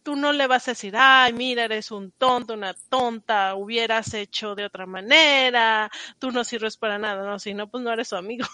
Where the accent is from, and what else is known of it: Mexico; moved away as an adult; also born or lived in Paris; now in United States